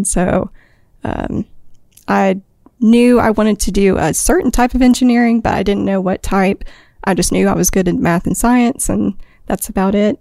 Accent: Enterprise, Alabama, United States; I'm from Enterprise, Alabama

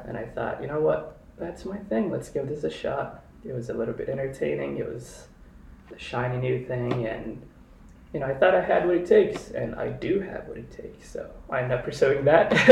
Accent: Kenya; moved away as an adult; now in Chicago, United States; I was born and raised in Kenya. Spent most of my adult life and like childhood life there

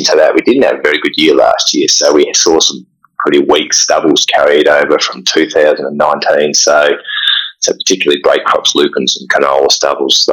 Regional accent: South Australia, Australia; moved away as an adult; also born or lived in Victoria; now in Geraldton, Australia; I grew up in South Australia, started working in Victoria, and pretty soon saw the light and shifted over to WA

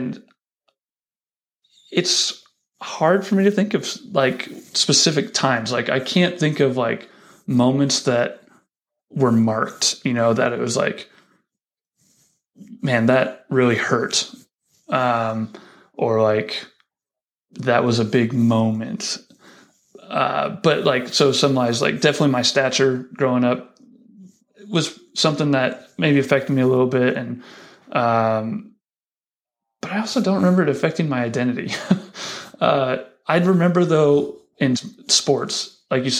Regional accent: Lincoln, Nebraska, United States; also born or lived in Denver, Colorado; right before my kindergarten year, we moved out to Lincoln. Folks got a job at Union, and then spent my entire schooling years here in Lincoln.

